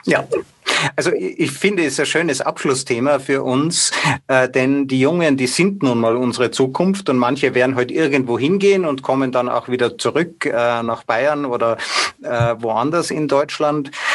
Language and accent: German; Austria; bei uns in Österreich